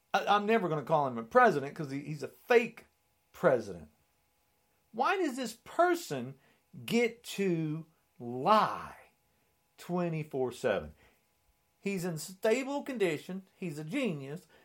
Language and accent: English; New Jersey, United States; I'm from New Jersey